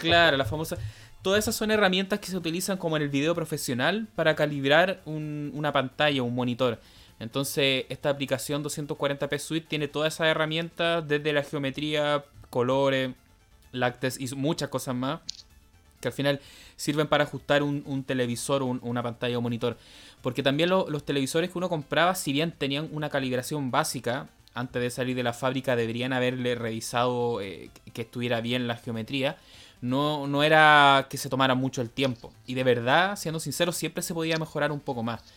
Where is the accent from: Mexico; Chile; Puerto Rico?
Chile; nosotros como sudamericanos, chilenos